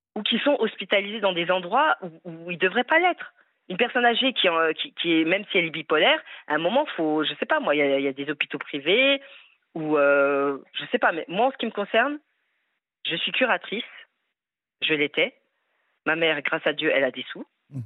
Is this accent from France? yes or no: yes; France; Je suis française, fière de l'être, avec des origines maghrébines.